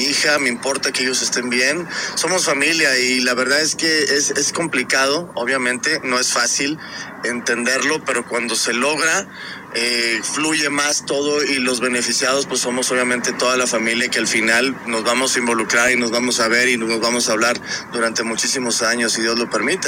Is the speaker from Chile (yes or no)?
no; Mexico; yo también soy mexicano